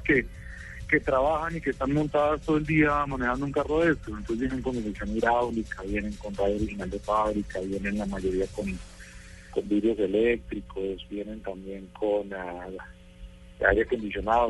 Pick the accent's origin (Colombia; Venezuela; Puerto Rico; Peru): Colombia; mi país